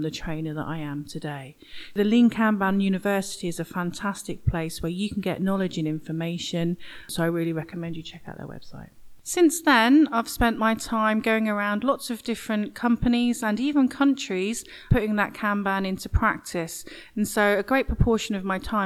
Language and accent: English; Norwich, East of England, United Kingdom; accent: east of England; I actually live in Norwich, and that's where my accent's from, the east of England. Because I lived in Norwich my whole life